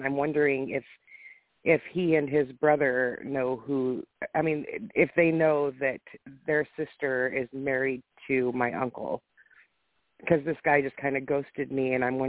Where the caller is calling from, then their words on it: Washington, United States; from Washington State.